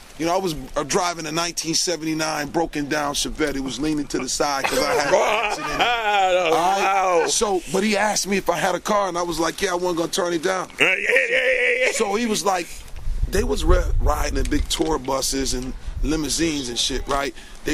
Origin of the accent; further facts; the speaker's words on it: Detroit, Michigan, United States; I'm from Detroit, so there is no rap scene.